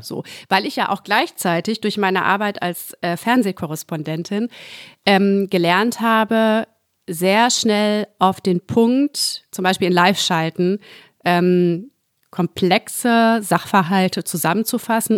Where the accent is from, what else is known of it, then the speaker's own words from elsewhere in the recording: Gütersloh, North Rhine-Westphalia, Germany; now in Berlin, Germany; Und dann meinte ich ja aus Gütersloh